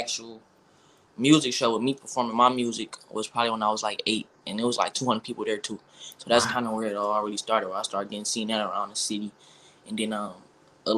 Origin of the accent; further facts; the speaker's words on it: Detroit, Michigan, United States; I'm originally from Detroit, Michigan